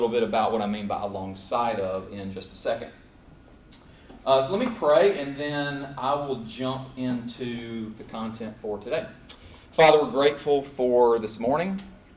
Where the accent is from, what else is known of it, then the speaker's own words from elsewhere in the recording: Clarksville, Tennessee, United States; also born or lived in Brisbane, Australia / Abilene, Texas / Lebanon, Tennessee; Tennessee's home for me. I grew up there in Clarksville, Tennessee